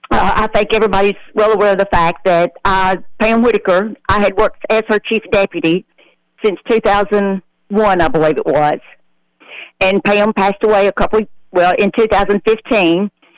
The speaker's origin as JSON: {"language": "English", "town": "New Deal", "region": "Tennessee", "country": "United States", "tie": "born or raised there", "said": "I always lived in Sumner County. I grew up in the New Deal area, which is between Portland and White House."}